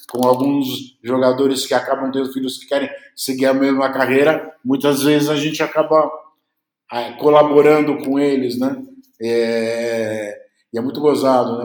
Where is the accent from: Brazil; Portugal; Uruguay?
Uruguay; Eu sou uruguaio.